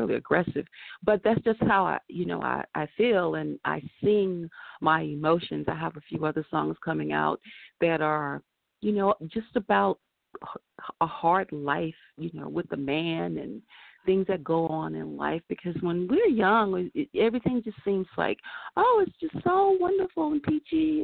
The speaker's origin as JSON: {"language": "English", "region": "the South", "country": "United States", "tie": "born or raised there", "also_born_or_lived": "Carolina, Virginia line", "moved": "yes", "lives_now": "Los Angeles, United States", "said": "I am from the South"}